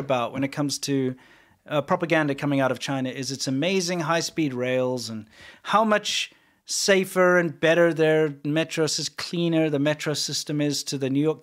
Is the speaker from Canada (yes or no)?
no; South Africa; now in United States; we say cool drink in South Africa